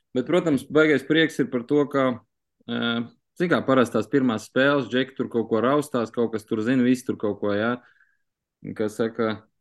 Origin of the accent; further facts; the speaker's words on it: Latvia; Mēs esam tomēr no Latvijas